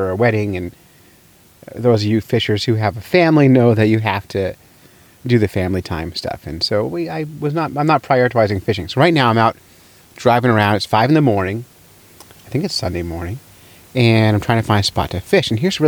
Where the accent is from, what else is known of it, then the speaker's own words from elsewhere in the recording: New Hampshire, United States; New Hampshire.